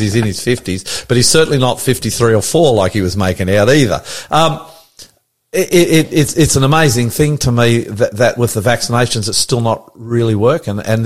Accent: New Zealand; now in Sydney, Australia; I was brought up in New Zealand

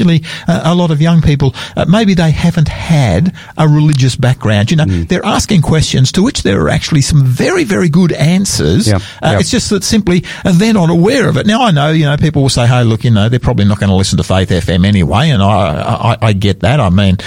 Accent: Sydney, New South Wales, Australia; I'm a New South Welshman myself. I grew up in Sydney

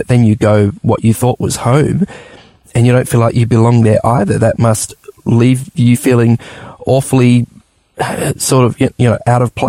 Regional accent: Adelaide, South Australia, Australia; I remember growing up in Adelaide, and there was a Polish church there that I used to visit, you know, quite often.

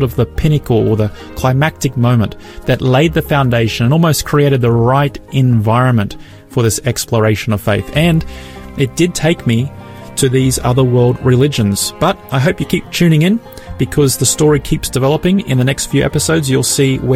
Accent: Brisbane, Queensland, Australia; my hometown of Brisbane

